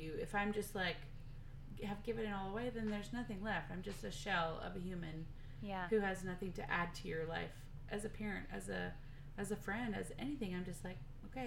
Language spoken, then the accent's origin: English; the South, United States; growing up in the South and in a religious base